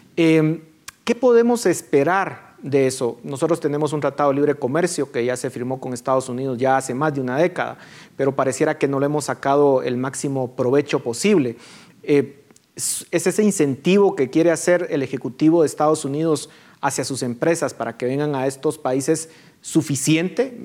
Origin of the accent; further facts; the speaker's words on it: Guatemala; qué tenemos que hacer como guatemaltecos